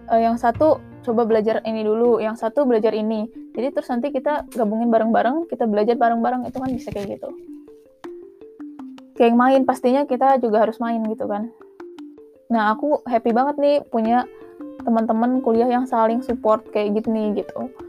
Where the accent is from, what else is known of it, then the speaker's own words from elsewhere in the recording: Bandung, West Java, Indonesia; Sejujurnya aku dari Bandung dan kuliah di Bandung, jadi uh, sebenarnya kedaerahan aku tuh nggak ada ya jadinya.